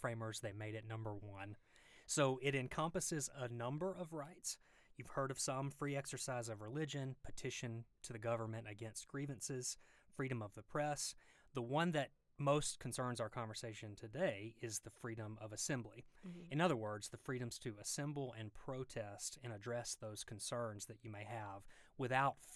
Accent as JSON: {"language": "English", "region": "Mississippi", "country": "United States", "accent": "deep Southern", "moved": "yes", "lives_now": "Georgia, United States", "said": "when I practiced law in Mississippi, which you can probably tell from the deep Southern accent"}